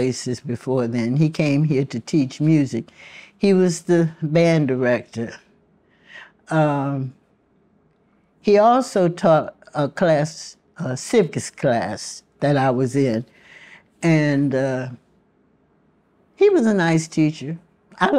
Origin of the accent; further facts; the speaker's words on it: Alexandria, Virginia, United States; Dr. Durant, who came to Alexandria in the late 20s, was the doctor who delivered children here. And my understanding from my parents was that I was his first delivery.